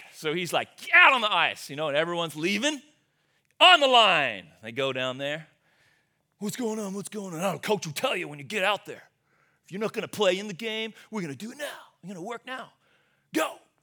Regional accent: Australia; moved away as an adult; also born or lived in Sioux Center, Iowa, United States; now in United States; I grew up, born and raised in Australia. I left there, I came over to the U S

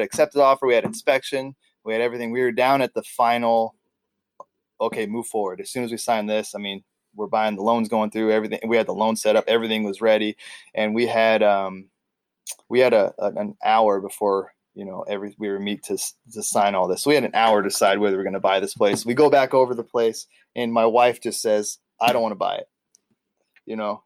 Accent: California, United States; moved away as an adult; now in Ketchikan, United States; here I am from California

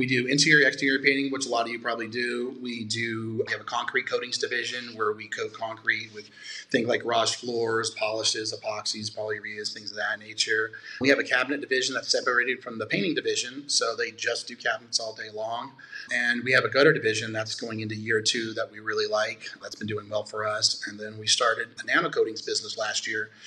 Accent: Nevada, United States; born and raised in Nevada.

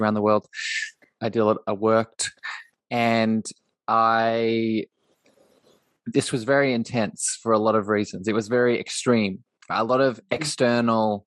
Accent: Australia; also born or lived in Coffs Harbour, New South Wales; I'm in Australia. I grew up in Australia.

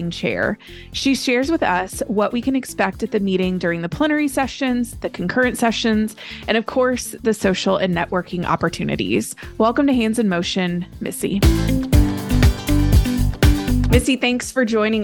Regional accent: Texas, United States; my home state of Texas

